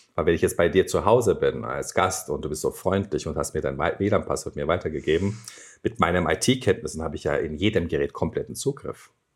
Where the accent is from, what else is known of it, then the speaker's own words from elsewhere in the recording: Turkey; German is a second language; moved away as an adult; now in Germany; Bei uns in der Türkei